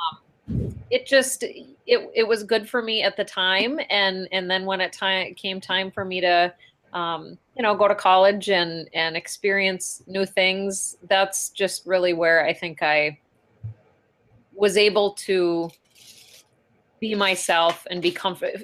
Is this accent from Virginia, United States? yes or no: no; Ray, North Dakota, United States; I grew up in Ray, North Dakota